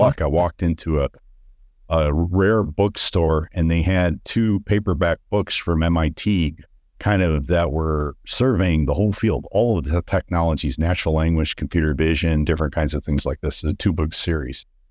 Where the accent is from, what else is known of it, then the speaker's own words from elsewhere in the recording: Detroit, Michigan, United States; I grew up in Detroit in the city